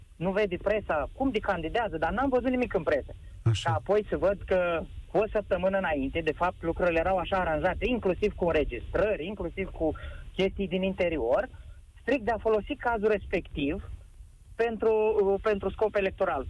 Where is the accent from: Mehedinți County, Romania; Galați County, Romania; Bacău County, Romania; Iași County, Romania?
Iași County, Romania; Iași; sunt din Iași